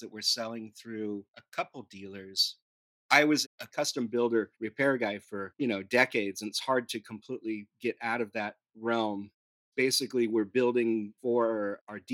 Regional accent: Newhall, California, United States; also born or lived in San Diego; I grew up in Southern California, a little north of Los Angeles, in a small town called Newhall

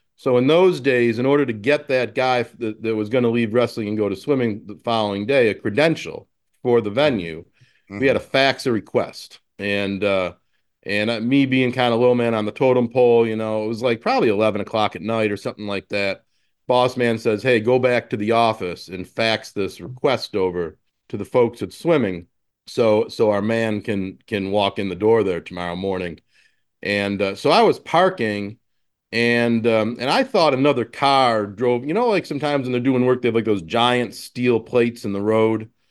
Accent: Buffalo, New York, United States; moved away as an adult; to move back to my hometown and, uh, and kinda recapture that business and use it as a seed to start an agency here

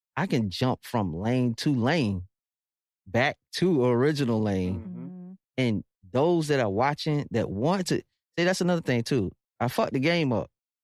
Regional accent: Virginia, United States; I'm from Virginia

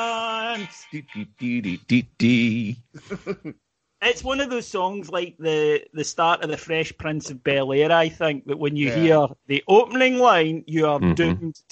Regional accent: United Kingdom; we're British

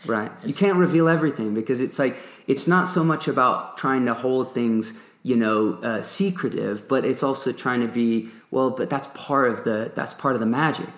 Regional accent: Nantes, Pays de la Loire, France; moved away as an adult; also born or lived in England / Durango, Colorado; grew up in Nantes, a town on the west coast of France

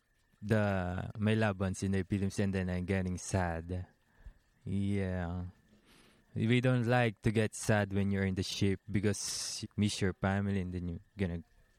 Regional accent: Taal, Calabarzon, Philippines; Yeah, I'm from Taal, Batangas, Philippines. It's like a small town.

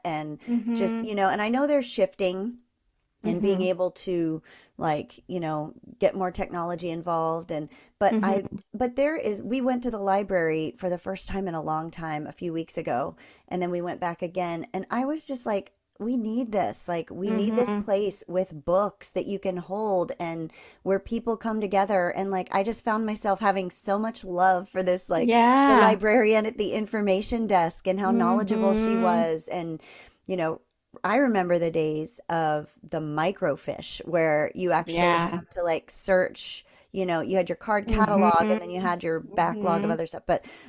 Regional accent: East Coast, United States; I miss East Coast fall, just because I grew up on the East Coast, and it was so dramatic and so long and drawn out.

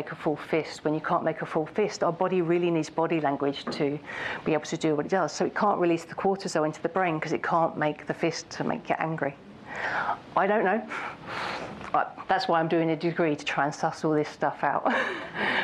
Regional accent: United Kingdom; As a Brit

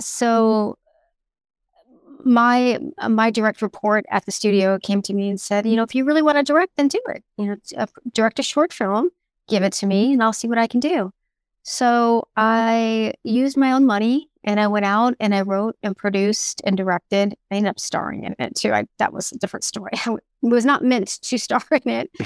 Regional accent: South Florida, United States; I was raised in South Florida

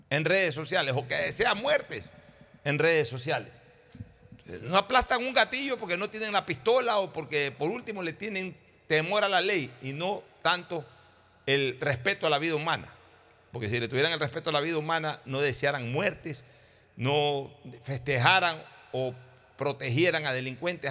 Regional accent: Guayaquil, Guayas, Ecuador; Yo hoy acá en Guayaquil ya casi no quiero estar y soy esencialmente guayaquileño

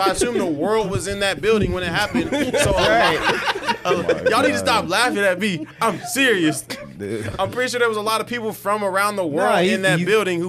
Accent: United States; Because we're American

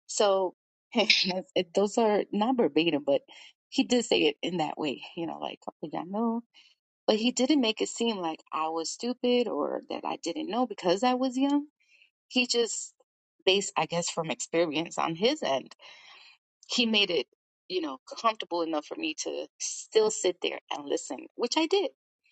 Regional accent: New York, United States; And that goes with being a New Yorker, really.

